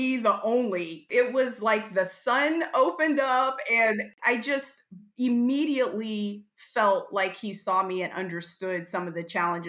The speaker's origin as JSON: {"language": "English", "region": "Ohio", "country": "United States", "tie": "born or raised there", "said": "I am from Ohio originally, so a Buckeye born and raised."}